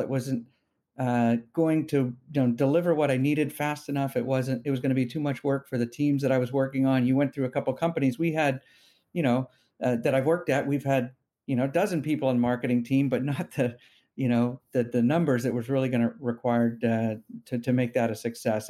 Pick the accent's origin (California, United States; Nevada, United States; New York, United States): California, United States; Bay Area; I'm a, uh, you know, somewhat rare Bay Area native, born here and, and grew up here